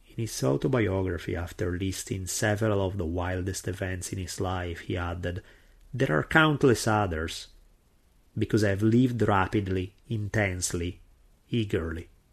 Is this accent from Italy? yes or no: yes; Italy; accent: heavy Italian; English is a second language; my heavy Italian accent